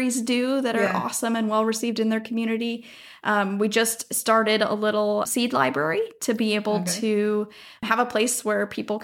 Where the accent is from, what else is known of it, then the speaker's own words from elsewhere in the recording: Minnesota, United States; moved away as an adult; also born or lived in Southern California / Washington DC; now in Oregon, United States; I grew up in Minnesota.